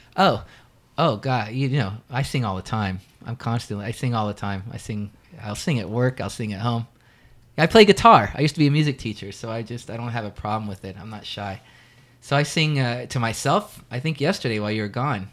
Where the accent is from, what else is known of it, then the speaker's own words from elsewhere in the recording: Daytona Beach, Florida, United States; also born or lived in Orlando, Florida / Los Angeles; Daytona Beach, where I pretty much grew up until I was eighteen